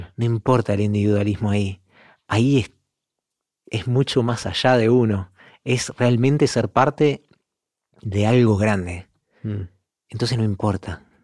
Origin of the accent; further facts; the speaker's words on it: Montevideo, Uruguay; moved away as an adult; also born or lived in Milan, Italy / Vienna, Austria; now in Italy; creciendo en Uruguay, como todos los músicos de Uruguay